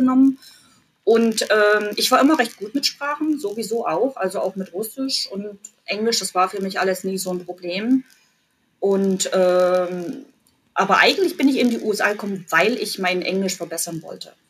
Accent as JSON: {"language": "German", "town": "Jena", "region": "Thuringia", "country": "Germany", "also_born_or_lived": "Mülheim an der Ruhr, Germany", "moved": "as an adult", "lives_now": "Cleveland, United States", "said": "ich komme aus Jena in Thüringen"}